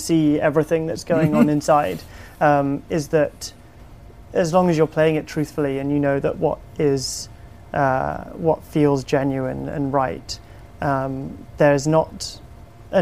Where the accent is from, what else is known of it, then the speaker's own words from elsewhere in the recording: United Kingdom; accent: British; I direct in my British accent